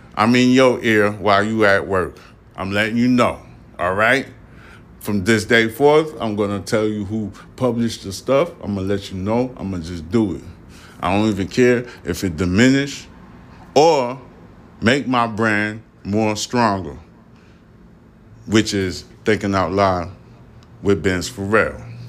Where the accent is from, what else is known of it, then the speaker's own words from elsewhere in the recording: New York City, New York, United States; also born or lived in Haiti (ancestry); I'm from Brooklyn, New York